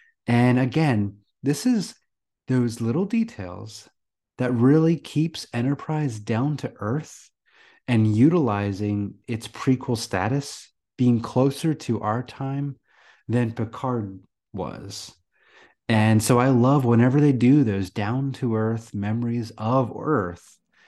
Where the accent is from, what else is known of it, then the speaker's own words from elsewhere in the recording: New Jersey, United States; now in Florida, United States; I grew up in New Jersey, where it's called, we go down the shore